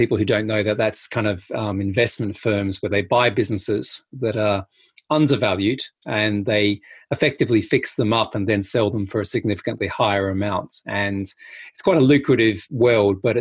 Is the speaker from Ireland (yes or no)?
no; Adelaide, South Australia, Australia; I grew up in a place called Adelaide in South Australia